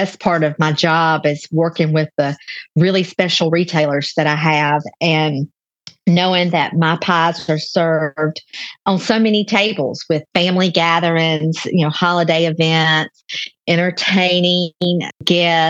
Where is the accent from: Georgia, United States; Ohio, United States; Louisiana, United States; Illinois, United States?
Georgia, United States; Newnan; a commercial share kitchen in Noonan. There's just one in my hometown where I live